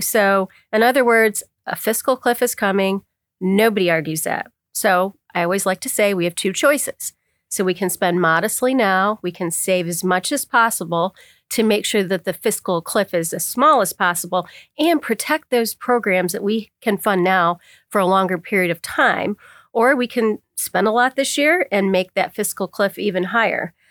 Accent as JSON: {"language": "English", "area": "Bradford County", "region": "Pennsylvania", "country": "United States", "tie": "born or raised there", "said": "I was born and raised in Bradford County"}